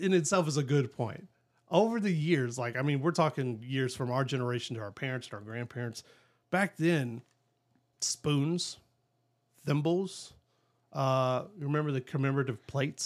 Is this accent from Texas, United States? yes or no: yes; Southeast Texas, United States; we grew up in Southeast Texas, both of us